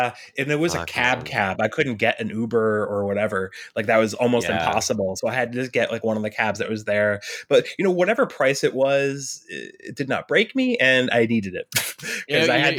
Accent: New York, United States; Yeah, I'm from the Hudson Valley. I've lived in like Southern New York my entire life.

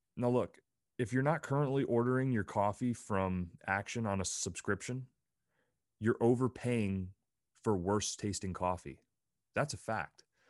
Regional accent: Pennsylvania, United States; moved away as an adult; also born or lived in Provo, Utah; I grew up in Pennsylvania

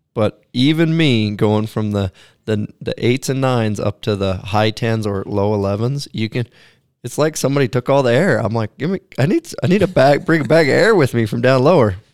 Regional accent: Pacific Northwest, United States; I grew up in the Pacific Northwest, and I wasn't born there, but we, we moved there shortly after

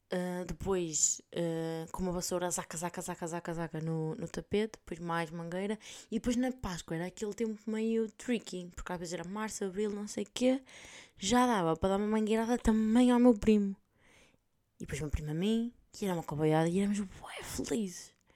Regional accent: north of Portugal, Portugal; accent: northern Portuguese; moved away as an adult; now in Spain; aí em cima nós abrimos mais as vogais

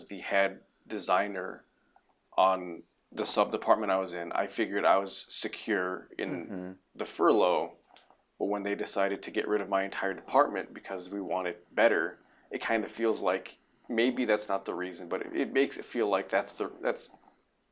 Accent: Reno, Nevada, United States; also born or lived in New Mexico / Winnemucca, Nevada; I was five when we left

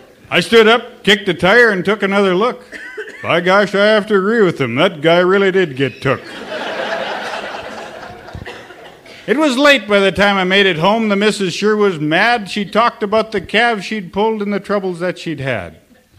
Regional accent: Sims, North Dakota, United States; also born or lived in Almont, North Dakota; I am from Sims, North Dakota. That's 58520. And I'm also from Almont, North Dakota.

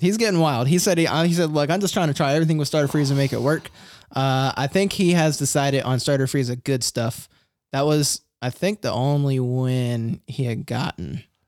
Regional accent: Philadelphia, Pennsylvania, United States; I'm from Philly

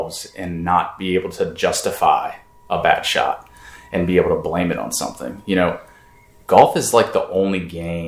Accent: Pittsburgh, Pennsylvania, United States; now in Richmond, United States; Originally, I'm from Pittsburgh, the Pittsburgh area, but I do consider Richmond home.

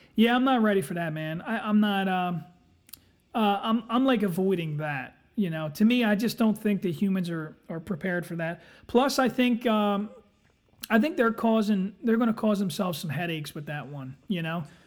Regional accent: Philadelphia, Pennsylvania, United States; I'm from Philadelphia

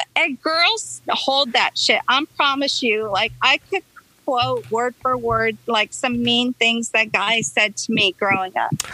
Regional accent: La Mirada, California, United States; also born or lived in Tennessee; I grew up on um, Cartella between Santa Gertrudis and Alicante

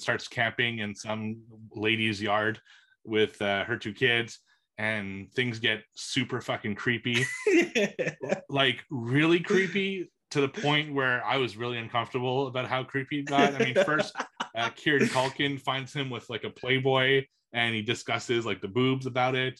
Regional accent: Canada; as a Canadian

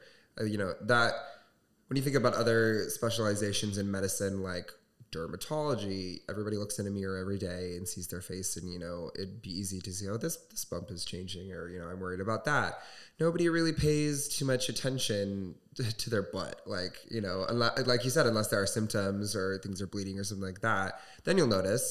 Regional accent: Southwest Michigan, United States; growing up in Southwest Michigan

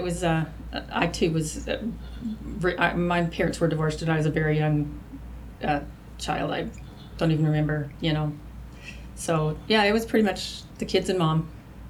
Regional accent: Salt Lake City, Utah, United States; moved away; I was born in Salt Lake City.

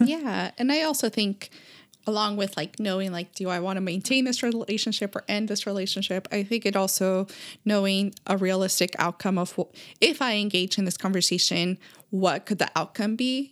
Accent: California, United States; we grew up in California

